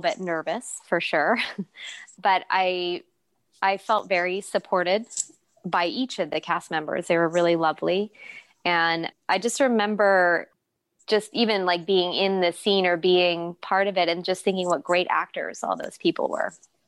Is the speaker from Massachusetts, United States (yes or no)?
no; San Jose, California, United States; also born or lived in Pasadena, California; I grew up in San Jose, California, until I was about 15, and then we moved to Los Angeles, to Pasadena